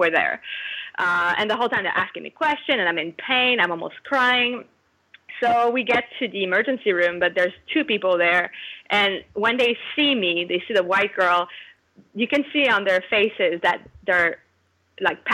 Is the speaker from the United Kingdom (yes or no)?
no; Quebec, Canada; I'm from Quebec